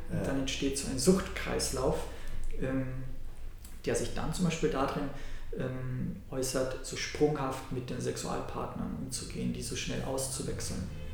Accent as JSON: {"language": "German", "country": "Austria", "tie": "born or raised there", "said": "In meiner Heimat, Österreich"}